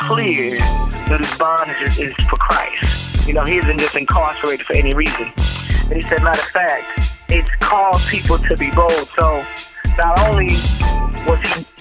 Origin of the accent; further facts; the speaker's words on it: Dallas, Texas, United States; moved away; also born or lived in Memphis, Tennessee; I was born and raised in Dallas, Texas.